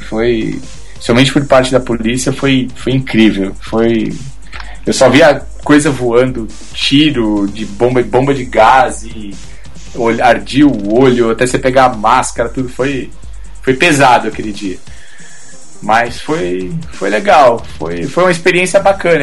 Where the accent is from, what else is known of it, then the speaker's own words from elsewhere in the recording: Brazil; como brasileiro, e eu assim, fotógrafo